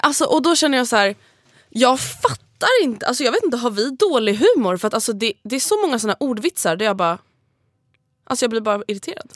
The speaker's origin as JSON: {"language": "Swedish", "town": "Stockholm", "region": "Stockholm County", "country": "Sweden", "said": "du och jag är dryga stockholmare"}